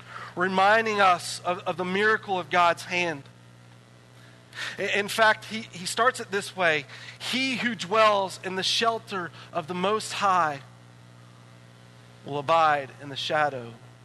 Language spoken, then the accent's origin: English; East Coast, United States; now in Utah, United States; when I would read something like this before I moved to Utah, I didn't quite understand it because I was from the East Coast.